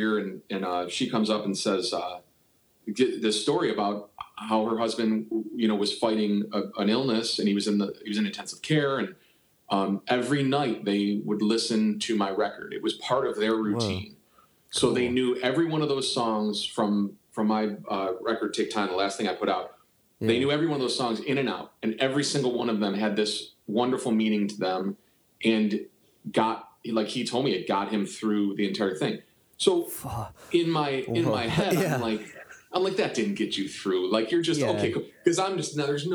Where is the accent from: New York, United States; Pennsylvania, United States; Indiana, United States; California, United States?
New York, United States; Buffalo; moved away as an adult; now in Cleveland, United States; I'm from Buffalo, New York